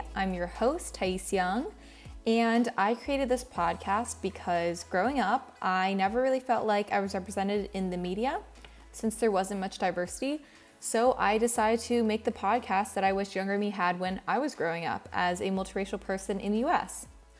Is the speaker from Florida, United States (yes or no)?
yes; Florida, United States; moved away as an adult; now in Baltimore, United States; I was born and raised in Florida for the first 18 years of my life before I moved away to go to college. Both my parents are immigrants. My mom was born in Brazil, and my dad was born in Taiwan